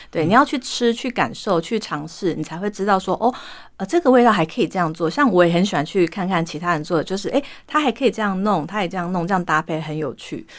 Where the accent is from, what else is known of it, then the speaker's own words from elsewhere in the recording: southern Taiwan, Taiwan; moved away as an adult; now in Taipei, Taiwan; 我是土生土长的南部小孩嘉义人